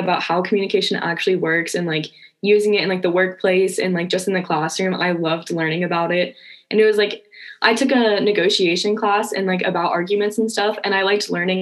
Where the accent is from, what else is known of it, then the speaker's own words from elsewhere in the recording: West Virginia, United States; moved away as an adult; now in Arizona, United States; I'm originally from West Virginia. So it's a whole new life for me out here